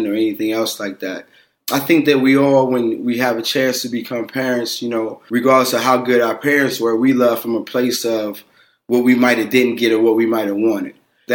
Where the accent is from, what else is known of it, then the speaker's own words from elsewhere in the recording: Aliquippa, Pennsylvania, United States; The high school from my hometown